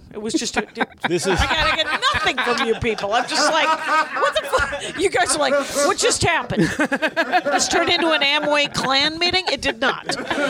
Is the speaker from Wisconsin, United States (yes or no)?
yes; Wisconsin, United States; I'm from Wisconsin. There's not a lot of raccoons there.